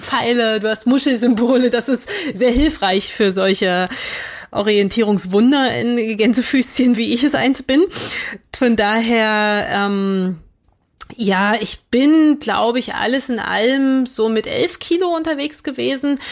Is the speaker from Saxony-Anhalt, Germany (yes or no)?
yes; Magdeburg, Saxony-Anhalt, Germany; ich bin ähm, 85 in Magdeburg geboren